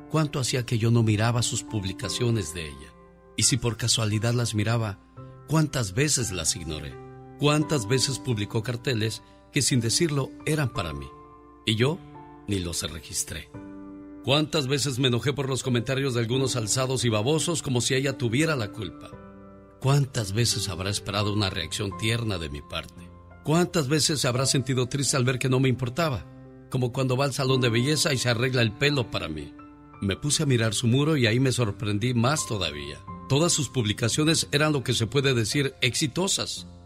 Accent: Michoacán, Mexico; moved away

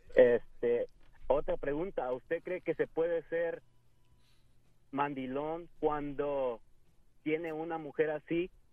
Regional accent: Acapulco, Guerrero, Mexico; moved away as an adult; now in United States; yo soy hispano, soy mexicano, Acapulco Guerrero

